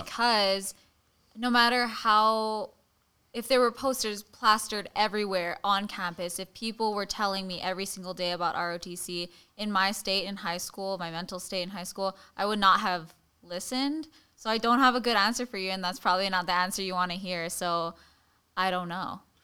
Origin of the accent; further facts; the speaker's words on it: Hawaii, United States; growing up in Kamehameha schools and in Hawaii